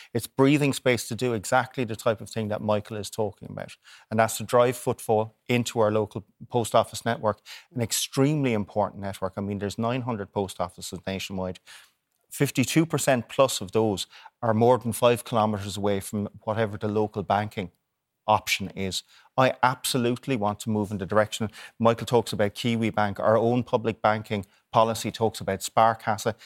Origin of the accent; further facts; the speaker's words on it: Waterford, Munster, Ireland; I'm from Waterford